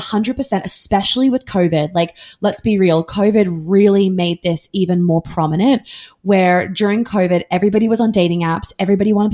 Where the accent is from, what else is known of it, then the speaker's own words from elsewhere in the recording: New York, United States; I grew up in New York